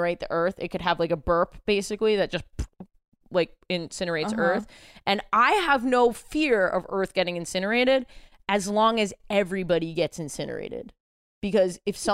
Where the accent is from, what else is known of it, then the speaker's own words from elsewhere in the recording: New York, United States; As a New Yorker